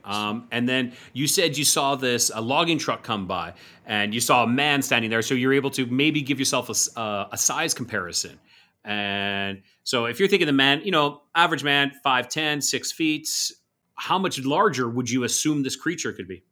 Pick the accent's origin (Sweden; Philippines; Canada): Canada; Calgary, Alberta; moved away; I'm originally from, uh, Alberta, the province of Alberta